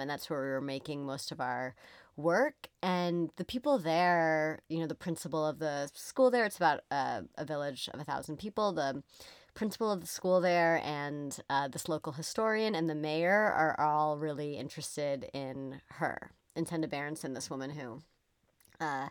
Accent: United States; I'm from the United States

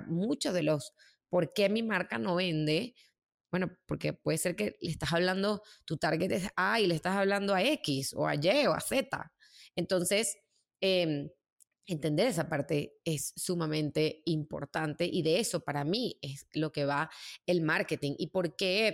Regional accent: Caracas, Capital District, Venezuela; moved away as an adult; also born or lived in New York; poder mantener eh, mi vida ahí en Venezuela, en Caracas.

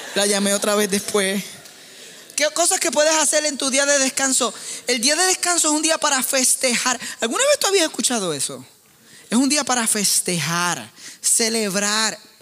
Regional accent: Puerto Rico; soy puertorriqueño

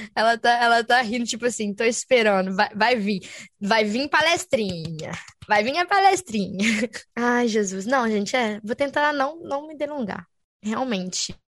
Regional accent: Brazil; moved away as an adult; now in France; eu sou brasileira

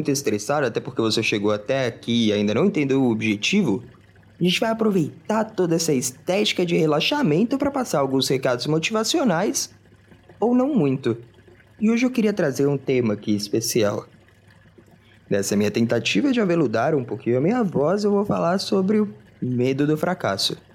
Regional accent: Minas Gerais, Brazil; eu não sou de São Paulo. Eu cresci em Minas Gerais.

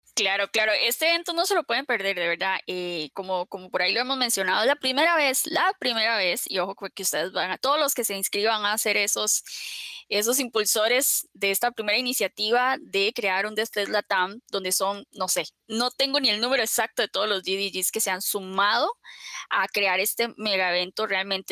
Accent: Costa Rica; nosotros somos de Costa Rica

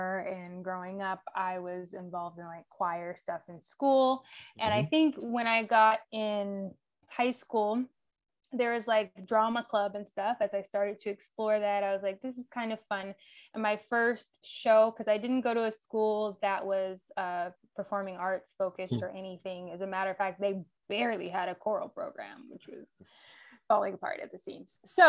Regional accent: Atlanta, Georgia, United States; also born or lived in Riverdale / College Park / Fayetteville / East Point; We moved around quite a bit. I will say it would be easiest to say kind of Metro Atlanta.

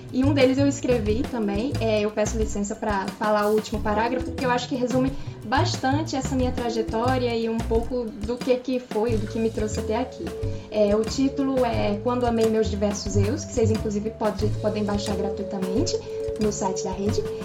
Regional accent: Rio de Janeiro, Brazil; eu nasci aqui no Rio, mas meus pais são cearenses

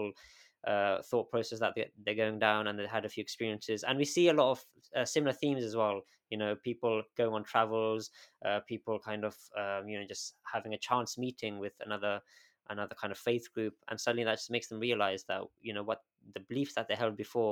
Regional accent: United Kingdom; also born or lived in Galway, Ireland; growing up in this country

